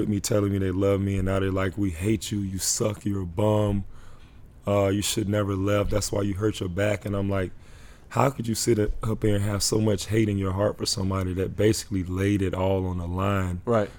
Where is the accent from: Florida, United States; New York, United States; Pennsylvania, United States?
Florida, United States; Orlando; I grew up in Orlando. Just like I said, I saw you grow up. A lot of those people saw me grow up in Orlando.